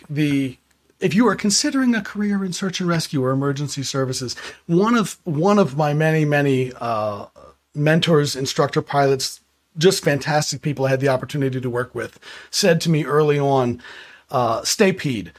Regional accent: Prince George's County, Maryland, United States; I grew up in Prince George's County, Maryland

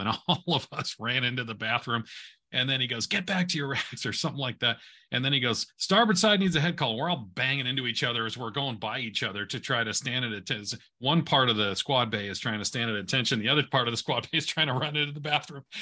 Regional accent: Southern California, United States; I grew up in Southern California

